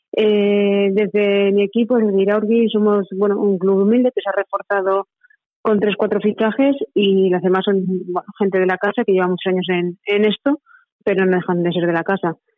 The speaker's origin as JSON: {"language": "Spanish", "town": "Manzanares", "region": "Castilla-La Mancha", "country": "Spain", "tie": "born or raised there", "also_born_or_lived": "northern Spain", "moved": "as an adult", "said": "mi pueblo Manzanares"}